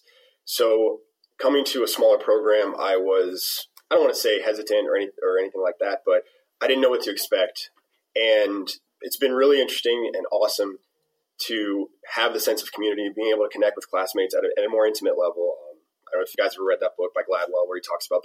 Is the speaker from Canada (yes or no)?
no; Brazil; moved away; originally from Brazil